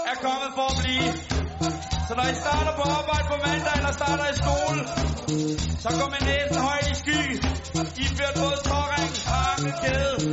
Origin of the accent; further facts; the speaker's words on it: Denmark; Sådan er vi danskere, vi har overskud.